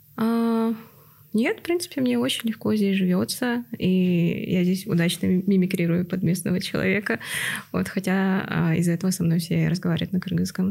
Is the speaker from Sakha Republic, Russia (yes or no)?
yes; Yakutsk, Sakha Republic, Russia; moved away as an adult; also born or lived in Kazakhstan; now in Kyrgyzstan; Я тоже из Якутска